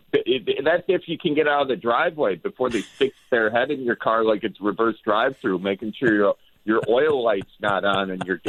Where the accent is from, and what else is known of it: Wisconsin, United States; moved away